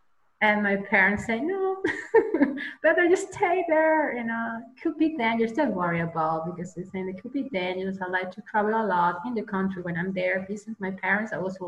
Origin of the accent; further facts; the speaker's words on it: Germany; accent: German; English is a second language; You probably can hear my accent, a slightly accent of German. I do have.